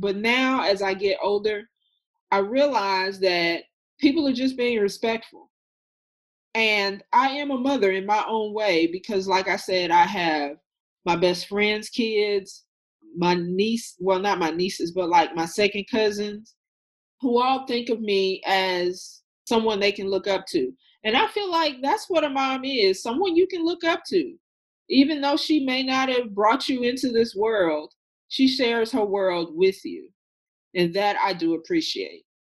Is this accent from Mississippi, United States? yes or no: yes; Mississippi, United States; moved away as an adult; now in Atlanta, United States; I am from Mississippi originally. I moved to Atlanta about five years ago